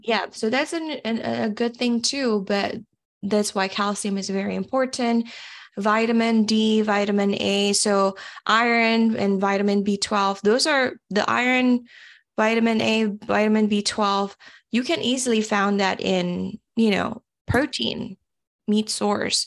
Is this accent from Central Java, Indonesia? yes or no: yes; Semarang, Central Java, Indonesia; moved away as an adult; also born or lived in Mississippi, United States; now in United States; I was born actually in Mississippi, but, uh, one year old, I moved back to Indonesia. I grew up in a city called Semarang.